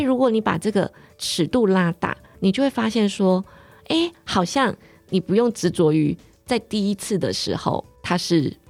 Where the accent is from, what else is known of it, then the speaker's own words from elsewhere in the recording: Pingtung County, Taiwan; 因为我是屏东人嘛，所以我很小的时候我就想要去很远的地方